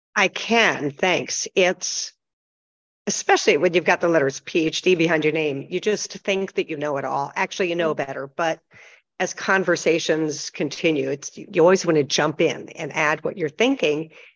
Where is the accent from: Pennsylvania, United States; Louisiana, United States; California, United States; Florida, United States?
Pennsylvania, United States; also born or lived in Michigan; now in Las Vegas, United States; I grew up originally in Pennsylvania, went to school in Michigan, and I've lived in Las Vegas since 1979